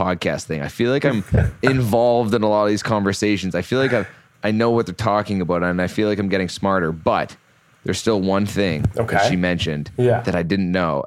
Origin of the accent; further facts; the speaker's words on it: Canada; moved away; you're in my home country